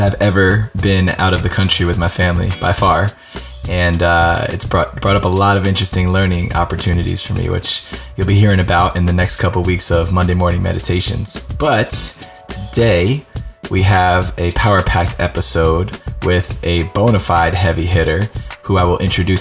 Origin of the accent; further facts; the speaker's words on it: East Coast, United States; now in Santa Barbara, United States; I grew up on the East Coast